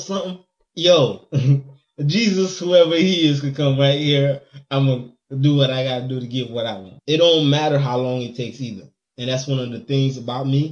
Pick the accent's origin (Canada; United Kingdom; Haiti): Haiti; moved away; growing up in Haiti